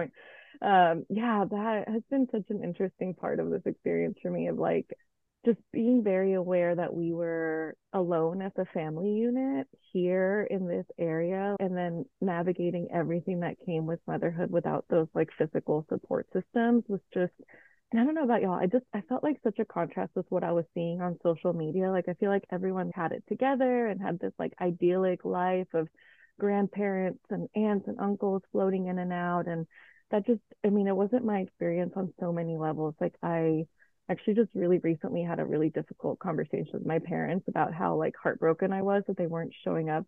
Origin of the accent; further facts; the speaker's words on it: Mexico; moved away; also born or lived in Nashville / Miami / Washington, D.C. / Colombia; I was born in Mexico, and then I came over to the States